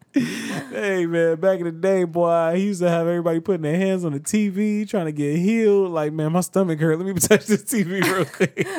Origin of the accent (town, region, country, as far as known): United States